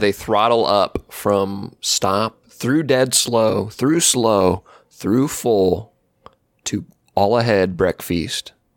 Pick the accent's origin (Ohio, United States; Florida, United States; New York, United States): Ohio, United States; I'm in Ohio